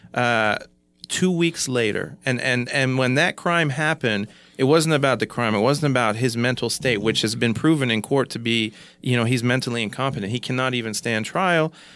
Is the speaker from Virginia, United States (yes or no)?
no; Kansas, United States; now in Oklahoma, United States; from Kansas, uh, you know, moving to Oklahoma